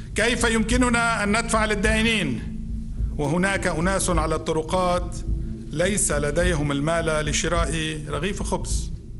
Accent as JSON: {"language": "Arabic", "country": "Lebanon", "said": "نحن كلبنانيين"}